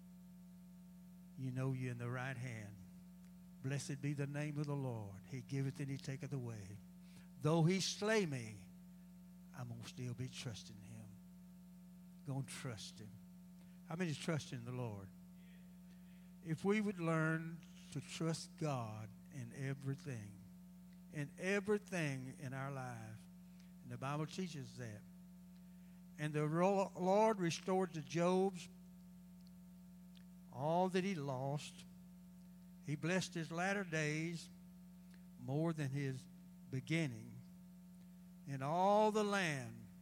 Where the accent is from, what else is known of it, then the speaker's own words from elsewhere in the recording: United States; we as American people